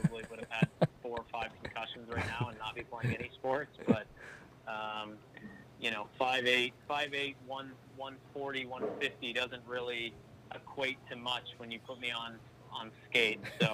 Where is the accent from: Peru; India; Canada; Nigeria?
Canada; just outside Vancouver, British Columbia; also born or lived in Saskatchewan; I grew up out west, just outside Vancouver there